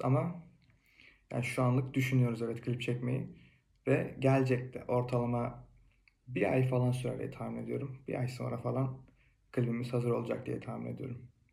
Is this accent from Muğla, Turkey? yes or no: yes; Fethiye, Muğla, Turkey; moved away as an adult; now in Kütahya, Turkey